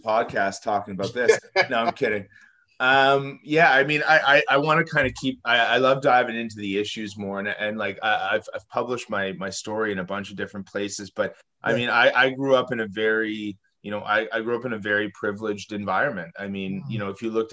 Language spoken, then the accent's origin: English; Toronto, Ontario, Canada; I grew up in Toronto, Canada